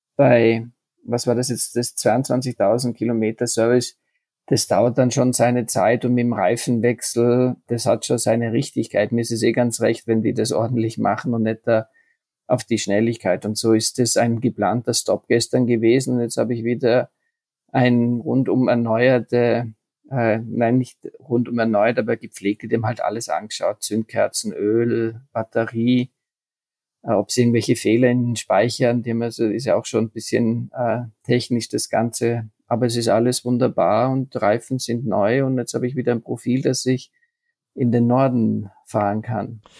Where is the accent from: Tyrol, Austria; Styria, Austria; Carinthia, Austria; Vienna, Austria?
Tyrol, Austria; Bayer und Tiroler, wir sind ja uns ja doch dann sehr ähnlich